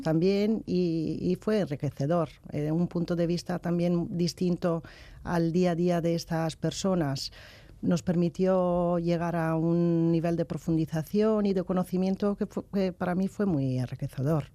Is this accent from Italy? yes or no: yes; Padua, Veneto, Italy; Spanish is a second language; moved away; yo soy italiana